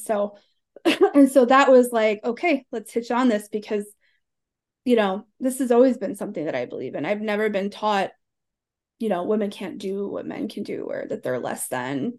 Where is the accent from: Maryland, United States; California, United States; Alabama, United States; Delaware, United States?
Alabama, United States; 'Cause it, it's all that we do down there